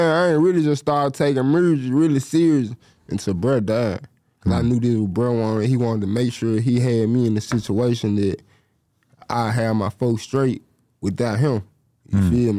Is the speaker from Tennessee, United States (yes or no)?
yes; Memphis, Tennessee, United States; I'm from Memphis